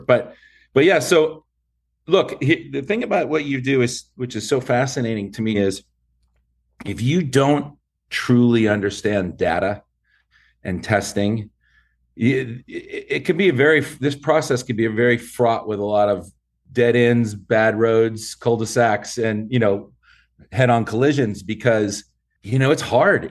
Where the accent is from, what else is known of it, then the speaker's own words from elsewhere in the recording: San Fernando, California, United States; I grew up in San Fernando, uh, in the town, or city of San Fernando, not just the valley